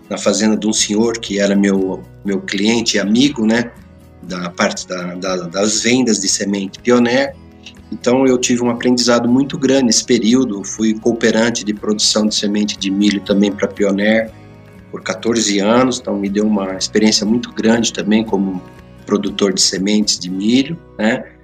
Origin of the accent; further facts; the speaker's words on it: Campinas, São Paulo, Brazil; born there; É, eu já sou nascido em Campinas.